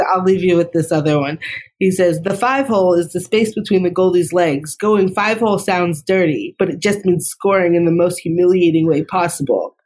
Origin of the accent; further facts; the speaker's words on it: Boston, Massachusetts, United States; I really grew up in the heyday of Boston sports